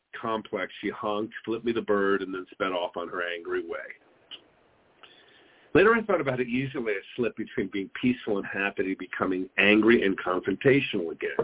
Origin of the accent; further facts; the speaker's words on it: New York, United States; now in Phoenix, United States; Growing up in New York and getting driver's license included defensive driving classes